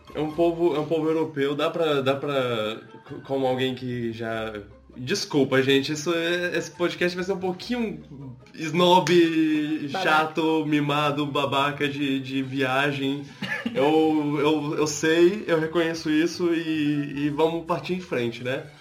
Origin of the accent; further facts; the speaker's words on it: Brazil; accent: Brazilian; se eles ouvirem minha voz e ouvirem meu sotaque, eles vão perceber que eu sou brasileiro